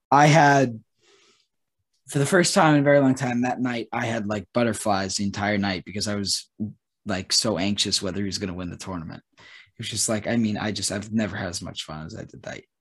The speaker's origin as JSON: {"language": "English", "region": "Massachusetts", "country": "United States", "said": "I'm from Massachusetts."}